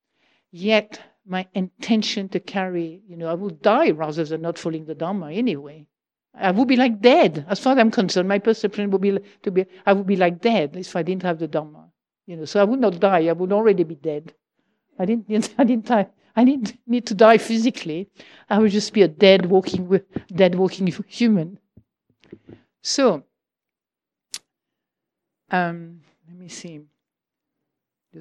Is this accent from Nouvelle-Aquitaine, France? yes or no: no; Provence-Alpes-Côte d'Azur, France; now in United Kingdom; I come from Provence